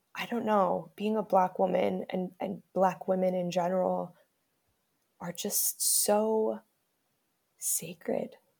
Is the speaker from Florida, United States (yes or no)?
yes; Miami, Florida, United States; also born or lived in Bronx, New York; I moved to Miami at the age of five, where I lived with my mother and my stepfather